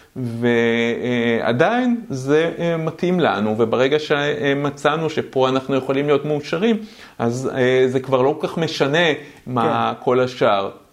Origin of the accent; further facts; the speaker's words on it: Israel; אני בכלל גדלתי בחברה קומוניסטית. אה, אבל לא קומוניזם כמו ברוסיה, שיש כאלה שיש להם הרבה יותר וכאלה okay. אוקיי. שפחות, אלא קומוניזם אמיתי, קיבוץ.